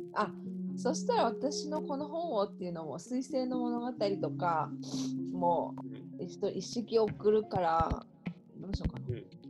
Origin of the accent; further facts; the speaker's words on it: Nagano, Japan; 私は長野県です